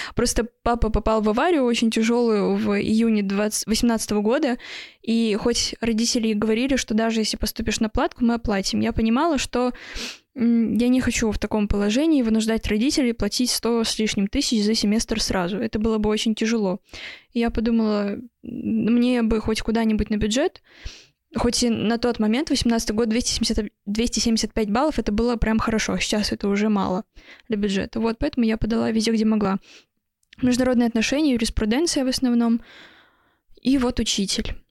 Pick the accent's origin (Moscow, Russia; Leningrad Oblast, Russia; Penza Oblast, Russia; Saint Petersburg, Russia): Leningrad Oblast, Russia; Vsevolozhsk; Я просто родилась во Всеволожске